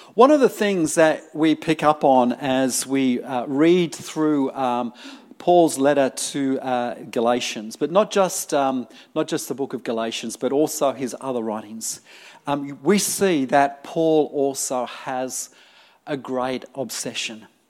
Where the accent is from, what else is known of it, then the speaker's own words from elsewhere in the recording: United Kingdom; also born or lived in Sydney, New South Wales, Australia; now in Melbourne, Australia; I grew up in the UK